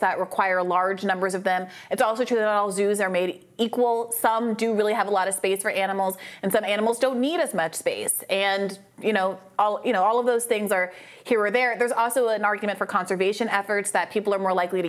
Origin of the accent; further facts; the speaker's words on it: Kenya; moved away; I grew up in Kenya